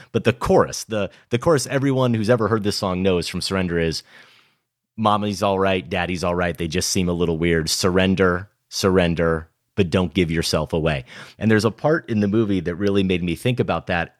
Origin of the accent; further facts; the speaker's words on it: Iowa, United States; I'm growing up in Iowa in the late eighties and early nineties